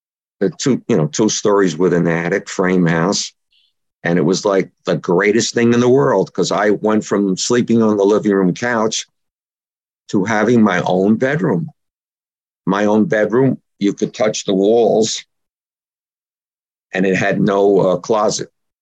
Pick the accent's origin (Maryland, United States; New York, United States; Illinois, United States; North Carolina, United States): New York, United States; New York City; also born or lived in Richmond Hill, Queens, New York; now in Miller Place, Long Island, New York, United States; I was born in Brooklyn, in a section of Brooklyn called East New York